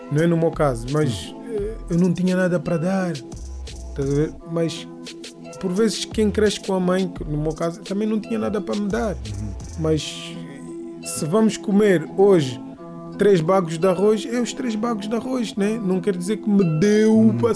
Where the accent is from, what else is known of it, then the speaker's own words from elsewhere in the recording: Angola; born there; eu quando nasci aqui em Angola, eu nasci sobre a bandeira portuguesa.